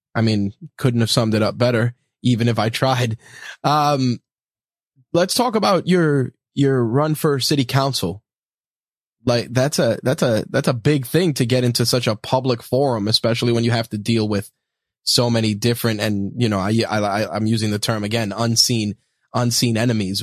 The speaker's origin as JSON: {"language": "English", "region": "New York", "country": "United States", "said": "being a New Yorker"}